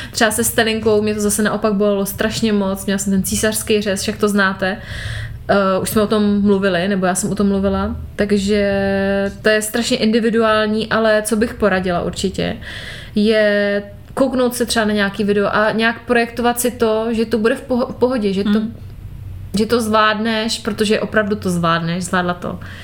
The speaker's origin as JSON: {"language": "Czech", "region": "Moravia", "country": "Czechia", "moved": "yes", "said": "u nás na Moravě"}